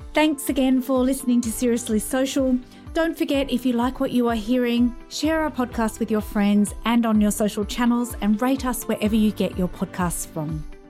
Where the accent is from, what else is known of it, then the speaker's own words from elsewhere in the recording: London, United Kingdom; growing up in London in the eighties